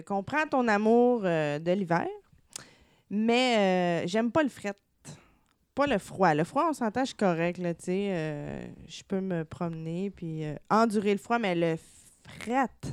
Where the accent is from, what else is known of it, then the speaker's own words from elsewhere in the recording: Gatineau, Quebec, Canada; je viens de Gatineau